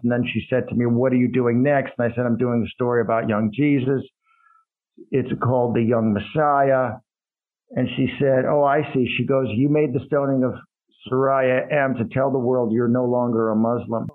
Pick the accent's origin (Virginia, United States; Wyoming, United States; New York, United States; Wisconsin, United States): Wisconsin, United States; Madison; also born or lived in Colorado / Iran; Grew up primarily in Madison, Wisconsin